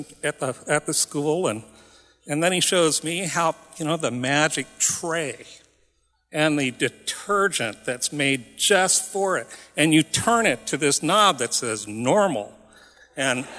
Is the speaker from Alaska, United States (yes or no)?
yes; Nome, Alaska, United States; I'm from Nome